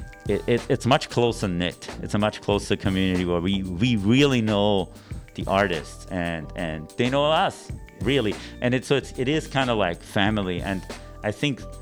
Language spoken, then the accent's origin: English; Vienna, Austria; moved away as an adult; now in San Francisco, United States; I grew up in Vienna, Austria.